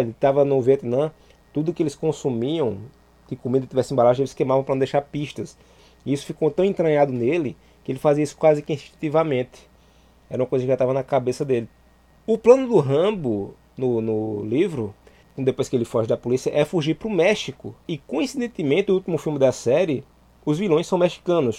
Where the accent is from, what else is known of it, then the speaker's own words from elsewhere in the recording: Santa Cruz do Capibaribe, Pernambuco, Brazil; also born or lived in Caruaru; Eu nasci em Caruaru, mas fui criado numa cidade é, vizinha chamada Santa Cruz do Caparibe